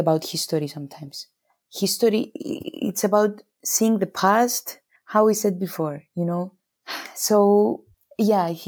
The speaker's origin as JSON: {"language": "English", "country": "Cyprus", "also_born_or_lived": "United States / London", "said": "I'm from Cyprus. It's an island near Greece. We speak Greek."}